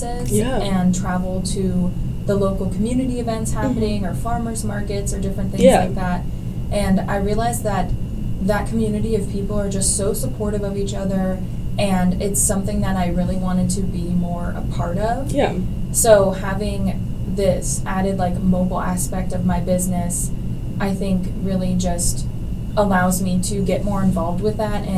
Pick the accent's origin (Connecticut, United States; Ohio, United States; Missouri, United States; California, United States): Ohio, United States; Bolivar; also born or lived in Kent, Ohio; my hometown, which is Bolivar, Ohio, which is just a very small town